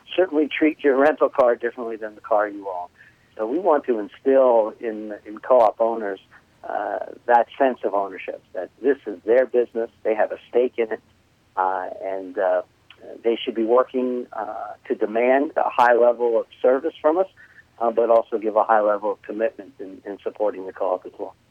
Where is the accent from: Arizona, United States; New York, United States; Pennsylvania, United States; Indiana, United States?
New York, United States; accent: New York; moved away; people might be able to tell from my accent that I'm originally from New York.